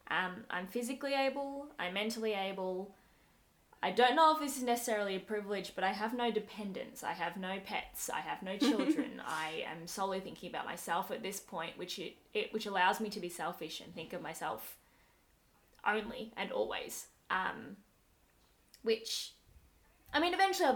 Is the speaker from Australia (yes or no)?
yes; Australia; I definitely identify as Australian, and not Sri Lankan. I was born and brought up here